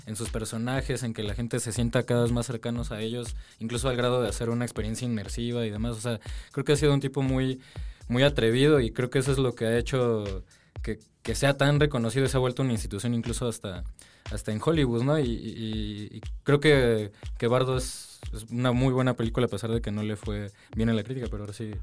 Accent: Mexico; Como mexicanos

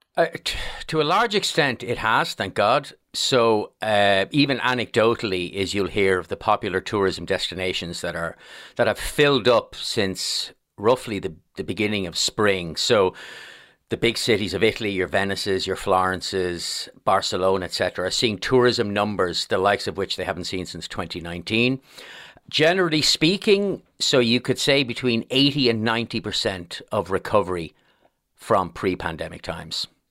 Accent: Dublin, Leinster, Ireland; I'm born and raised in Blanchardstown

